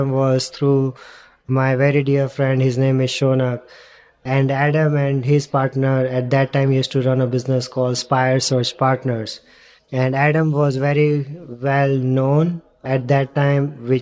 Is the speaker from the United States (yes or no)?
no; India; moved away as an adult; also born or lived in London; born and brought up in India, went to London for my studies, and then decided to come here